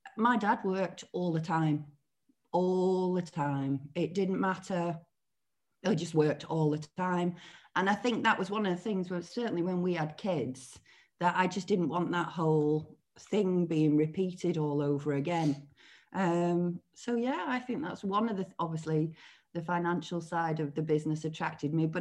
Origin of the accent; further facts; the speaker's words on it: Billinge, North West England, United Kingdom; I was born in Billinge in Lancashire, near Wigan.